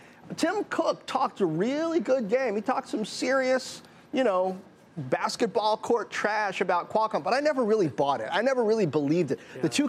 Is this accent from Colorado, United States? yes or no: no; Washington, District of Columbia, United States; I grew up in Washington, D.C. in the 80s